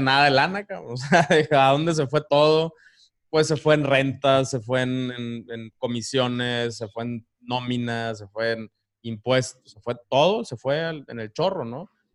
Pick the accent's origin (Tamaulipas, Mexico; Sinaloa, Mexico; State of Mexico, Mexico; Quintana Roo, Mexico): Tamaulipas, Mexico; Ciudad Victoria; moved away as an adult; also born or lived in Cozumel; now in Playa del Carmen, Mexico; yo soy de Ciudad Victoria, Tamaulipas